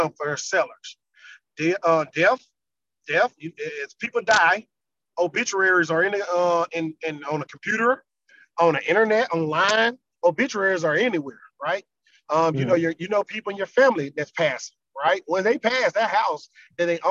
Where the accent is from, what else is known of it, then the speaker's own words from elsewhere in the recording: Louisiana, United States; now in Virginia, United States; I'm from Louisiana